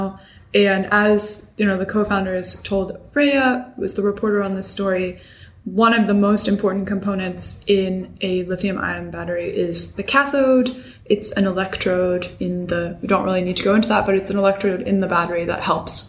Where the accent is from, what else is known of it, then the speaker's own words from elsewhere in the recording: United States; I'm an American